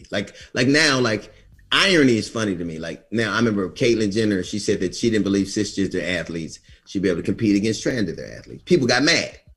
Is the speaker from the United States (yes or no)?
yes; United States; then I'm American. I'm quintessentially American.